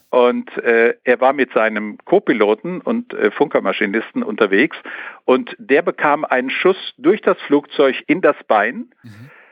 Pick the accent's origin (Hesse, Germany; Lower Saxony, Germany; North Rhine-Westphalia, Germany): North Rhine-Westphalia, Germany; Sauerland; ich bin ja ein Sauerländer, ja. hier unten in Nordrhein-Westfalen